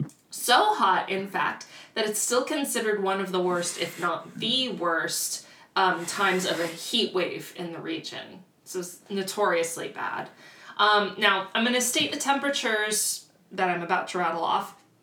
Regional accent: Miami, Florida, United States; I grew up in Miami, but we did not get any 110 degrees. We were by the ocean, too.

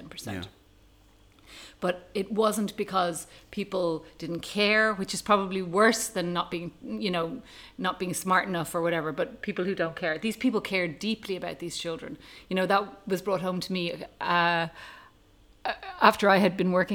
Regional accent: Ireland; moved away as an adult; now in Tanzania; I am an Irish paediatric oncologist who has lived in Tanzania for the last 12 years.

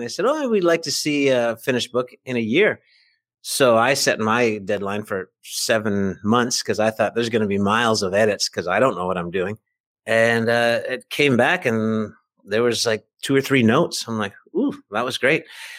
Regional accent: Vancouver, British Columbia, Canada; born there; I am. I was born in Vancouver, British Columbia.

